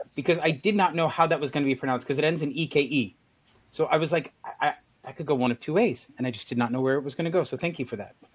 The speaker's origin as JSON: {"language": "English", "country": "United States", "tie": "born or raised there", "said": "I grew up in America"}